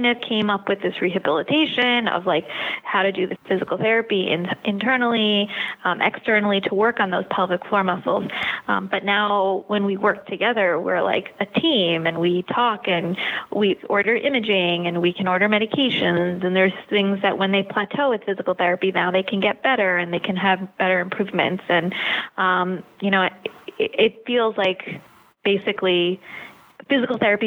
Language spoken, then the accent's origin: English; New York, United States; also born or lived in Long Island; I was born and raised in New York, have lived here my entire life